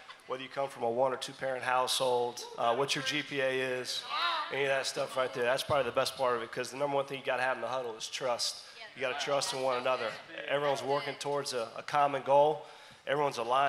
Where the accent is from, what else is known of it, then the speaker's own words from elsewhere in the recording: Charlotte, North Carolina, United States; moved away as an adult; also born or lived in Spartanburg, South Carolina / Richmond; now in Murray, United States; I'm from Charlotte, North Carolina.